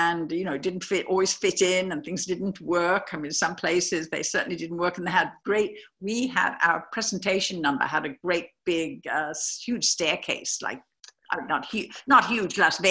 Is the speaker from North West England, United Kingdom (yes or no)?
no; Birmingham, West Midlands, United Kingdom; also born or lived in London; now in United States; I came from Birmingham